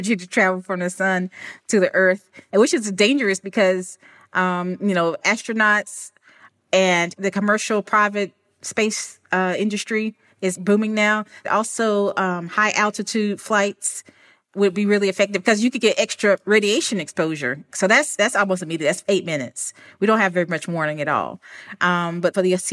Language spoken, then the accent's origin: English; Alabama, United States; moved away; I'm originally from Alabama and I grew up in the country